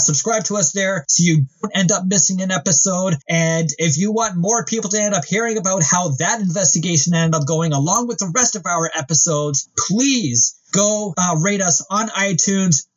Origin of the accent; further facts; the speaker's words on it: Canada; being Canadian